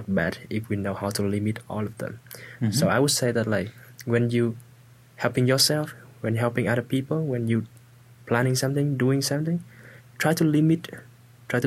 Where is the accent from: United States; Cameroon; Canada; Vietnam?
Vietnam; English is a second language; moved away as an adult; I'm from a small village, very small village